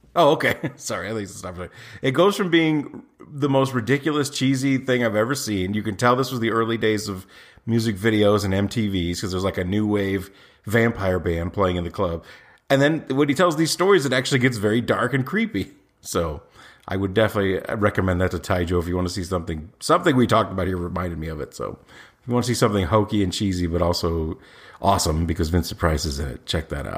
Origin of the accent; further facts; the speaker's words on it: Indiana, United States; where I was born in Indiana